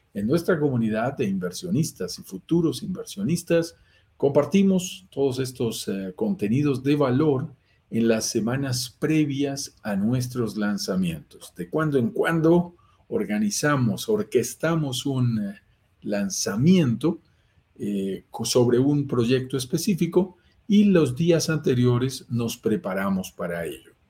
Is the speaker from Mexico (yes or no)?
no; Colombia; also born or lived in Bogotá, Colombia; Vivo en Bogotá, Colombia. Lo notarás por mi acento. Soy colombiano